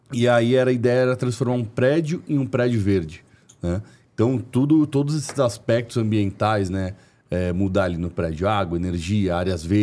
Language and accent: Portuguese; São Paulo, Brazil; Eu venho de um bairro aqui de São Paulo é, classe média alta